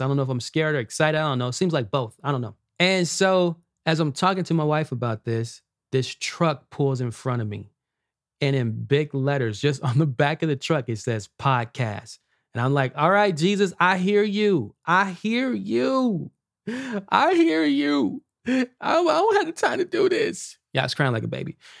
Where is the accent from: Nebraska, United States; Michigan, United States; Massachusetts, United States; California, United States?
California, United States; Los Angeles; I grew up in Watts, California.